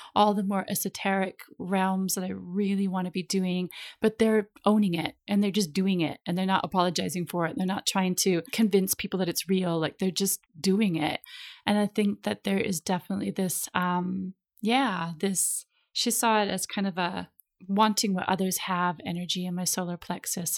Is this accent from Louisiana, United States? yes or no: no; Minnesota, United States; also born or lived in California; now in Ibiza, Spain; I'm from Minnesota, which is the land of ten thousand lakes